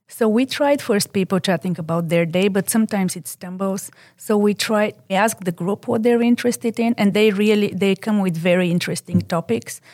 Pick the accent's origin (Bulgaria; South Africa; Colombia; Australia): Bulgaria; English is a second language; moved away as an adult; now in United States; As I didn't grow, grow up in this country, I'm originally from Bulgaria.